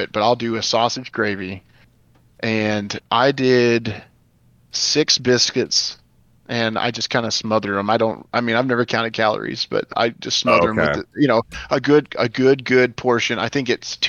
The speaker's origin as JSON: {"language": "English", "region": "Arkansas", "country": "United States", "said": "I was from Arkansas"}